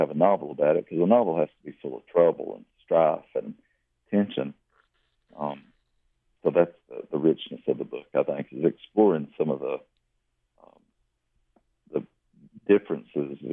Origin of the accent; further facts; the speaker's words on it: Lily, Kentucky, United States; also born or lived in Leslie County, Kentucky; now in Berea, United States; I grew up really near the Kentucky-Tennessee border